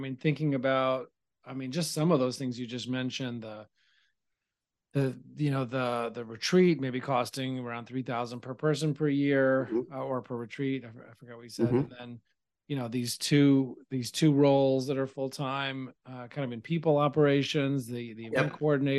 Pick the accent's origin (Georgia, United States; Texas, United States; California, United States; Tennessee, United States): Tennessee, United States; Nashville; now in Long Island, United States; And I'm from Nashville